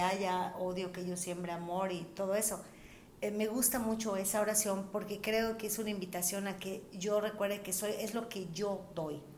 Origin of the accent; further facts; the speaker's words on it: Mérida, Yucatán, Mexico; somos de Mérida